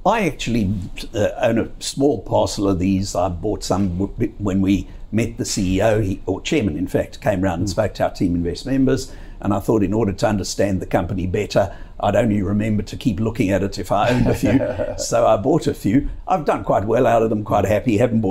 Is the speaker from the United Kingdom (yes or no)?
no; South Africa; now in Australia; I come from South Africa originally